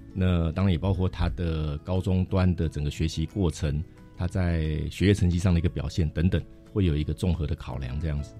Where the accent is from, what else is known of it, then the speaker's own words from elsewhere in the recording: Taiwan; 我们台湾人或华人